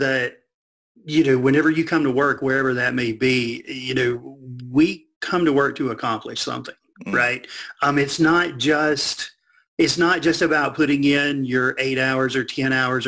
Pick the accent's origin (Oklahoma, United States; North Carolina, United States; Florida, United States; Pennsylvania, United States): North Carolina, United States; Burlington; I grew up right outside of Burlington, kind of in between Greensboro and Raleigh